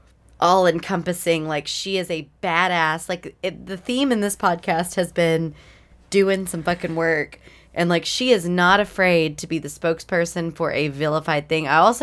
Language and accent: English; East Texas, United States; I grew up in a conservative, Baptist, East Texas household.